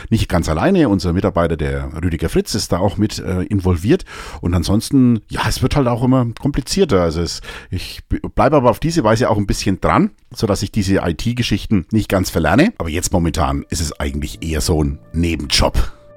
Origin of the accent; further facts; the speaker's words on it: Münchberg, Bavaria, Germany; als ich noch in Münchberg gelebt habe. Ich, einige von euch wissen das ja, ich komme aus Münchberg